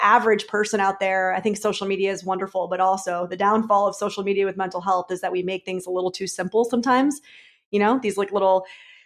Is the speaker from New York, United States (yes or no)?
yes; New York, United States; I'm a New Yorker